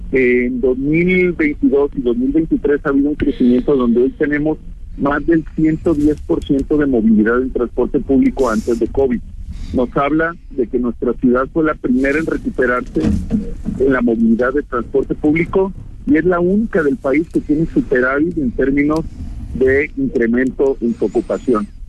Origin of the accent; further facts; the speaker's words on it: Guadalajara, Jalisco, Mexico; yo de verdad como tapatío